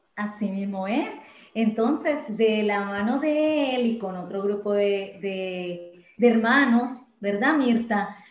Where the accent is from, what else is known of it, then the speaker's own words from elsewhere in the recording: Medellín, Antioquia, Colombia; moved away as an adult; now in Puerto Rico; nací en Medellín, Colombia, pero vivo actualmente aquí hace 20 años